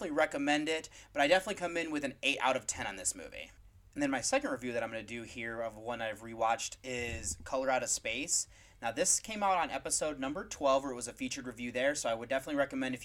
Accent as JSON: {"language": "English", "country": "United States", "said": "I'm from the United States"}